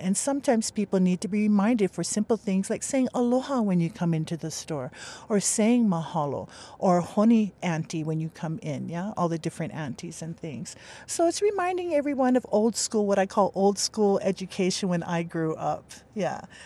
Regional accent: Makaha, Hawaii, United States; I grew up in Makaha, but I've been living on this island for, uh, the island of Hawaii for three years

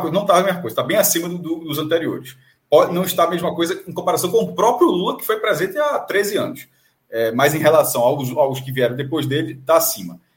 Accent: Amapá, Brazil; Eu sou amapaense, inclusive, pra quem sabe, eu sou amapaense

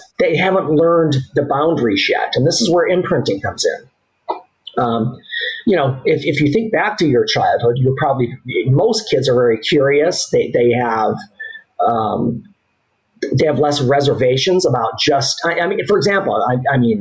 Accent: Southgate, Michigan, United States; I grew up in Southgate. It's a suburb of Detroit, just south of Detroit

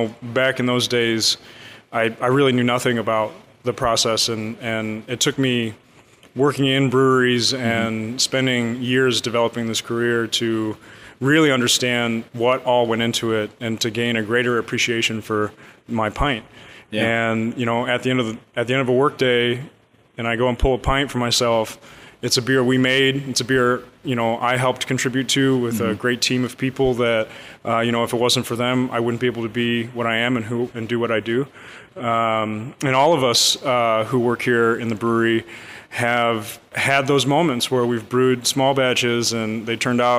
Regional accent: Kalamazoo, Michigan, United States; I grew up in Kalamazoo, which is a big beer city

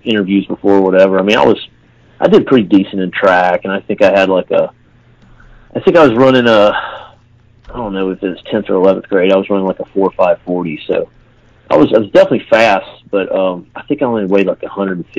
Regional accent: Haleyville, Alabama, United States; me and you are from the same town, so we're both from Haleyville, Alabama

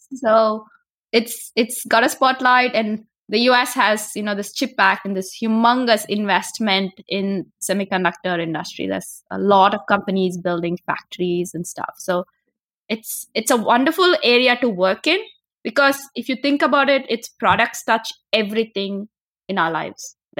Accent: India; moved away as an adult; now in United States; I'm originally from India. I came to the U, I studied physics in India, my bachelor's and master's is in physics. And I came to graduate school to the U S

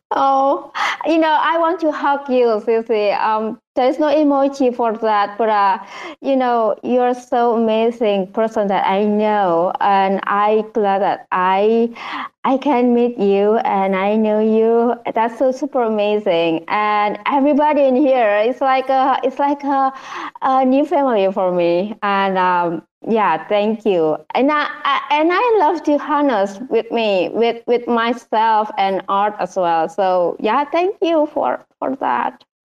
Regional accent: Indonesia; I'm traditional painter from Indonesia

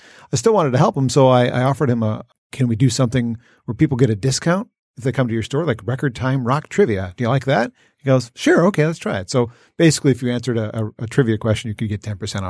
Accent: Warren, Michigan, United States; I grew up in Warren, 12 and Shaner area.

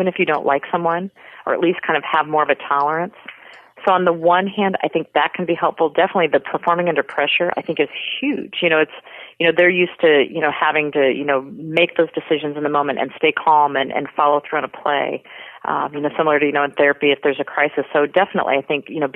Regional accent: Cedar Rapids, Iowa, United States; the Iowa connection for me with Sarah, you know, and wanting to root for someone from my hometown

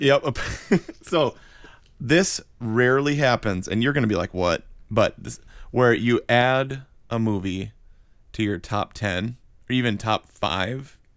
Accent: Wisconsin, United States; moved away as an adult; also born or lived in Florida; now in Atlanta, United States; we grew up in Wisconsin

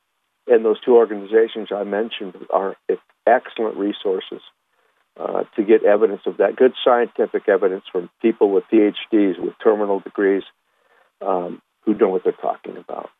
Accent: Huntington Beach, California, United States; I grew up in Huntington Beach, California. Plenty of jellyfish would wash up on the shore.

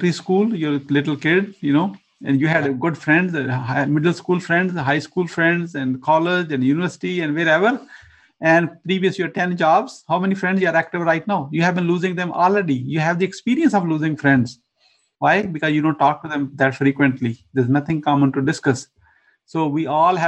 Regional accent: Pakistan; moved away as an adult; now in Atlanta, United States; I was born in a remote village countryside in Pakistan

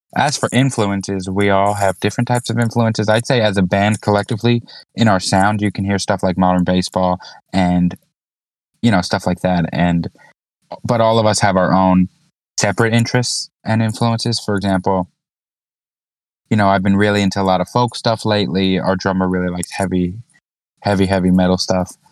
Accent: Orange County, New York, United States; we're from Orange County, New York, about an hour north of Manhattan

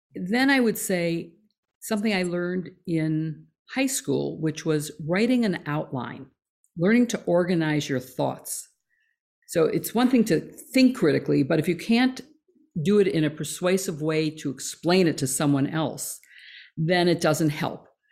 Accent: Chicago, Illinois, United States; also born or lived in Skokie, Illinois / Champaign, Illinois; I grew up in Chicago. I was born on the north side, uh, along the lakefront, and went to grade school in that neighborhood, and moved to Skokie when I started high school

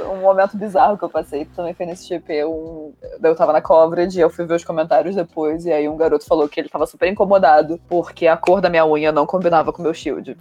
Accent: Rio de Janeiro, Brazil; onde que eu me criei? Rio de Janeiro

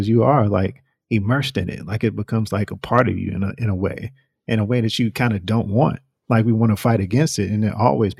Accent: North Carolina, United States; I'm from North Carolina

